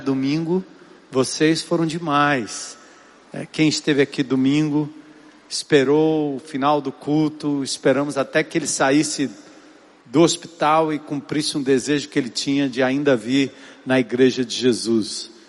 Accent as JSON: {"language": "Portuguese", "region": "São Paulo", "country": "Brazil", "tie": "born or raised there", "moved": "yes", "lives_now": "Fortaleza, Brazil", "said": "eu sou lá da zona norte de São Paulo"}